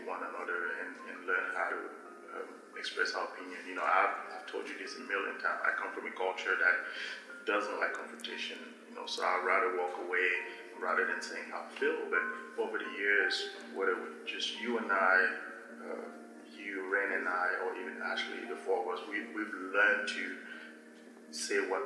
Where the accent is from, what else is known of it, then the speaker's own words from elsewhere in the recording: Cameroon; English is a second language; now in Northwest Arkansas, United States; I came from Cameroon, speaking a different language, having a different way of living, a different paradigm, coming in America to Northwest Arkansas